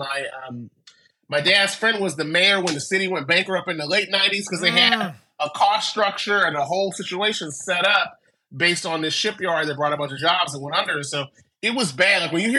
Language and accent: English; San Francisco, California, United States; also born or lived in Vallejo; I grew up in San Francisco, and it's a wildly different city now than it was then. But I grew up. Mm. We ended up moving to Vallejo because it was cheaper. My parents could afford a house there. But I spent a lot of time in San Francisco in the 80s.